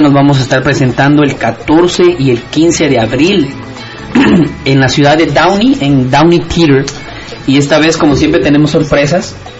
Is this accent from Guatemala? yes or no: yes; Guatemala; moved away; ser el único guatemalteco en ese, esa, en ese gran elenco